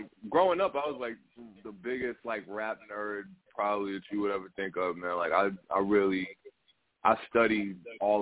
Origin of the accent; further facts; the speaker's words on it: Freeport, New York, United States; I'm an artist from Long Island, Freeport, to be specific.